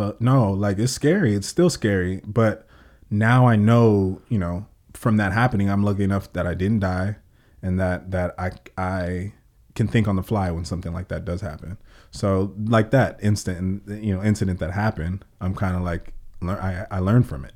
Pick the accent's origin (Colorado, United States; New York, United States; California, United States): California, United States; Oxnard; I was born and raised on the South, and I grew up on the South